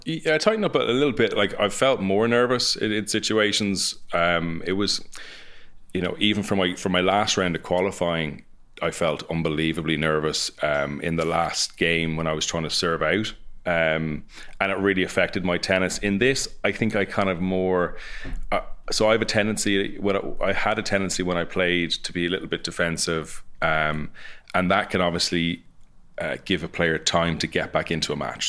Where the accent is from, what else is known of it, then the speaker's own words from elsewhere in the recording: Ireland; coming from Ireland